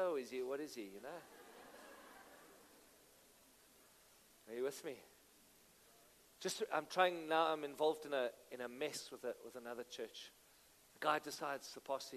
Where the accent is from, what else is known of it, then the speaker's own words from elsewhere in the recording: Benoni, Gauteng, South Africa; I'm from Benoni. I love Benoni.